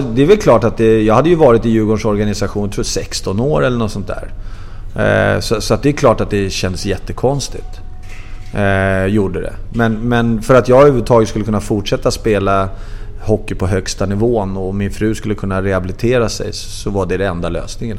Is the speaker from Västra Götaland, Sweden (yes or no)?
no; Vendelsö, Stockholm County, Sweden; jag är ju uppvuxen ute i Vändelsö. Det ligger två och en halv mil, eh, syd om, söder om Stockholm